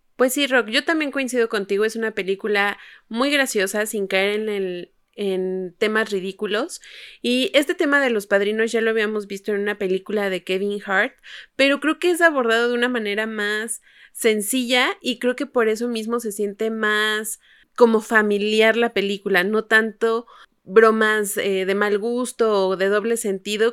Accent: Mexico; tenemos compatriotas mexicanos

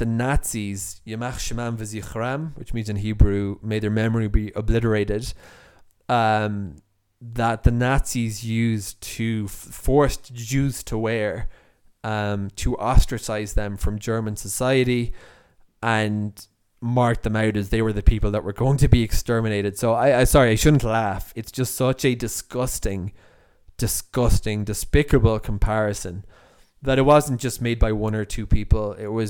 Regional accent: Dublin, Leinster, Ireland; moved away as an adult; so I was born in Dublin, the capital of Ireland. And I lived until I was 26, effectively, almost a couple of, little bit short of that, in Ireland. And so I'm an Irish Jew. I'm an Irish born Jew.

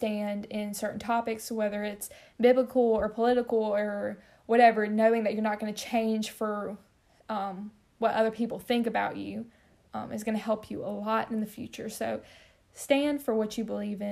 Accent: Mississippi, United States; growing up in the South, we're not, you know, standing next to another Mississippi Southern person.

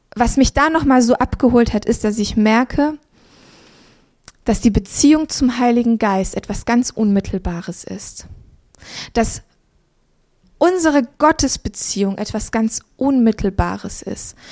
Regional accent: Transylvania, Romania; moved away; wir sind in Transsilvanien geboren

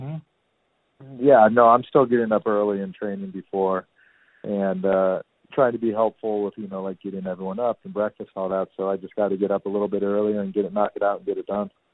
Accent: Danville, California, United States; moved away as an adult; now in New York City, United States; I grew up in a really cool suburb in Northern California called Danville

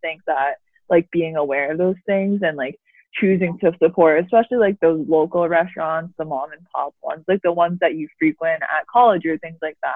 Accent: New Jersey, United States; now in Boston, United States; we are both from New Jersey.

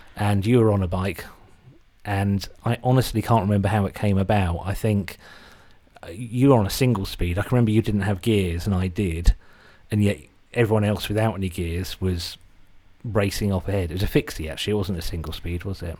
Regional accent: Suffolk, East of England, United Kingdom; accent: Suffolk English; also born or lived in Britain; doesn't have a Suffolk English accent like I do.

